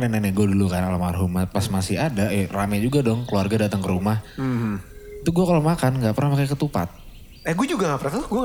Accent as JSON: {"language": "Indonesian", "region": "East Java", "country": "Indonesia", "said": "Gue orang Jawa Timur. Petis tuh Jawa Timur cuy."}